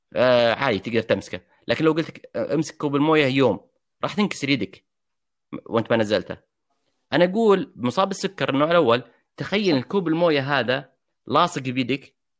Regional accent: Saudi Arabia; also born or lived in United States; عندنا في السعوديه

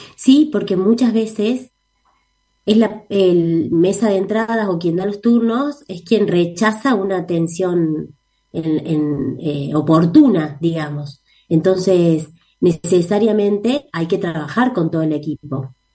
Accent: Córdoba, Argentina; nosotras somos cordobesas, así que somos locales acá

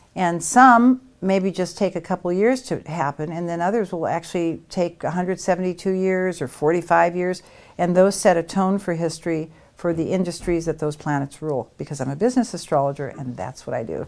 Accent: United States; I'm an American

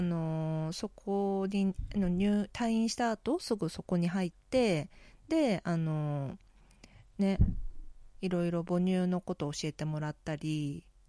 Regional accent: Japan; also born or lived in South Korea; 私韓国生まれ日本育ち

